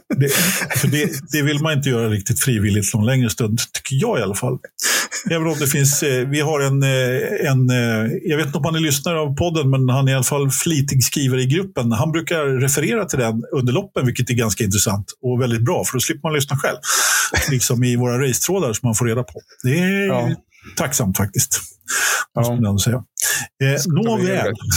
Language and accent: Swedish; Stockholm, Stockholm County, Sweden; Jag är, jag är stockholmare i åttonde generationen. Jag är, jag är, född på Söder. Jag är inte riktigt uppväxt på Söder, men jag är uppväxt söder om Söder.